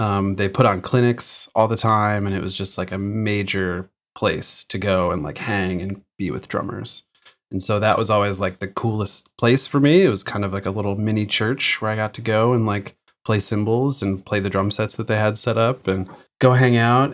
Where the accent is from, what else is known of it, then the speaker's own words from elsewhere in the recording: Chicago, Illinois, United States; moved away as an adult; now in Massachusetts, United States; I grew up outside of Chicago in the suburbs